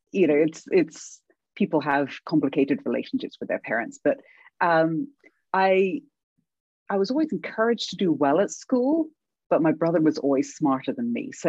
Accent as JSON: {"language": "English", "region": "England", "country": "United Kingdom", "tie": "born or raised there", "accent": "British", "moved": "as an adult", "lives_now": "Canada", "said": "when I was a child growing up in England, I started out with an American accent and everyone made fun of me and I deliberately lost my accent."}